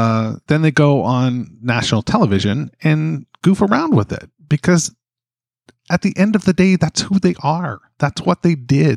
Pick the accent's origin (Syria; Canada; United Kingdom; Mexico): Canada; as a Canadian